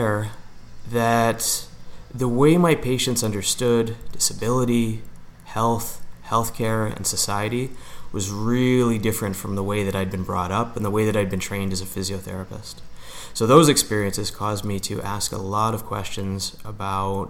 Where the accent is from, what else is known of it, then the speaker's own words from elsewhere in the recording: Niagara Falls, Ontario, Canada; I grew up in Niagara Falls, Ontario